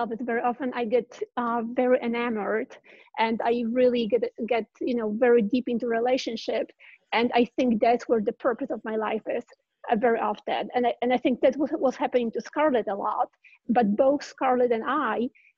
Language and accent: English; Poland; moved away as an adult; now in California, United States; I grew up in Poland and didn't know about Ayn Rand. And when I moved here to California